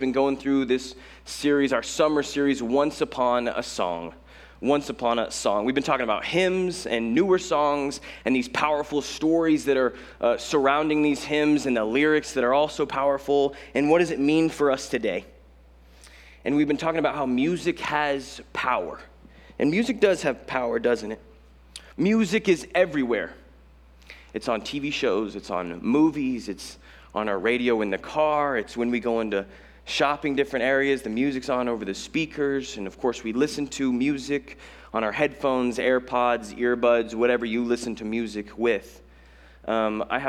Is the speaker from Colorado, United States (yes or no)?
yes; Colorado, United States; now in Los Angeles, United States; I'm not from Los Angeles. I'm from Colorado, where we have mountains and like a couple lakes